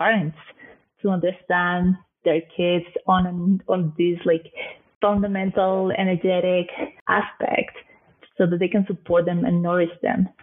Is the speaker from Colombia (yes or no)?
yes; Colombia; also born or lived in Canada / New York City, United States; now in London, United Kingdom; I am originally from Colombia